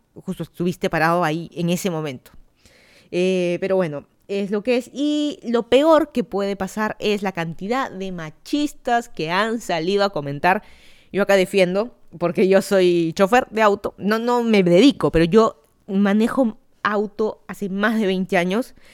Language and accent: Spanish; Lima, Peru; moved away as an adult; also born or lived in Miami, United States / Virginia, United States; now in Fairfax County, Virginia, United States; yo soy de Lima, Perú, me mudé a Estados Unidos hace dos años